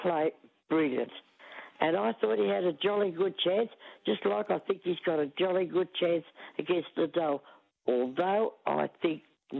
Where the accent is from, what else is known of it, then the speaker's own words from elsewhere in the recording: Australia; But being an Aussie, I have to go for Kyrgios.